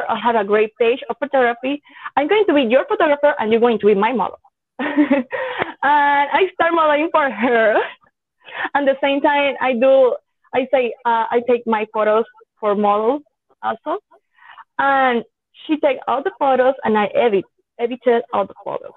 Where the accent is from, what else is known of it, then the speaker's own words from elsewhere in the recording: Yauco, Puerto Rico; English is a second language; I compete in the Festival Nacional de Café in my hometown, Yauco